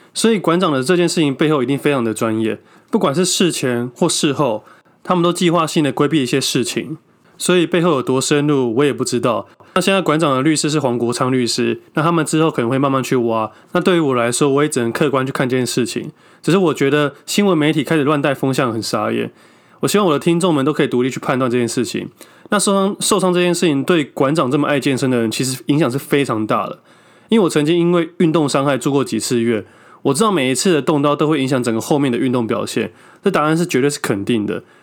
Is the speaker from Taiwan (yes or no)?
yes; Taiwan; 我们是土生土长的台湾人。我们从小在那边长大是会有感情的